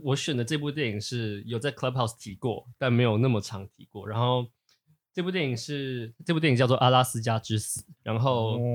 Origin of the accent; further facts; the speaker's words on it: Taipei, Taiwan; 我是一个从小在台北市出生、读书、，呃，成长的，的，的人